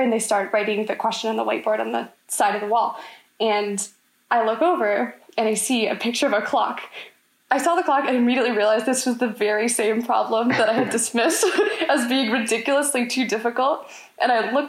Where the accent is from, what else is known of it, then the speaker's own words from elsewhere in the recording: Orlando, Florida, United States; I'm a junior from Orlando